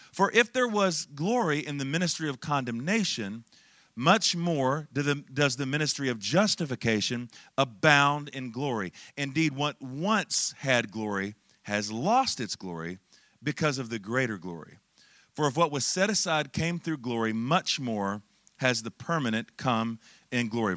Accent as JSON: {"language": "English", "town": "Charlotte", "region": "North Carolina", "country": "United States", "said": "I'm originally from Charlotte, North Carolina"}